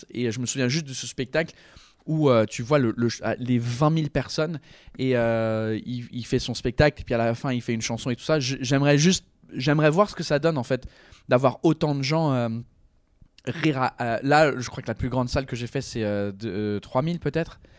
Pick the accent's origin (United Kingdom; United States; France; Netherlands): United Kingdom; England; Je sais que je suis anglais, mais pas à ce point-là.